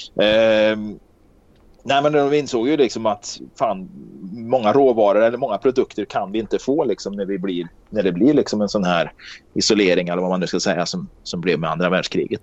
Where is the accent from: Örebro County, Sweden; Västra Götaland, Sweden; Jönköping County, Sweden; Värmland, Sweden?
Värmland, Sweden; Karlstad; Jag är uppväxt i Karlstad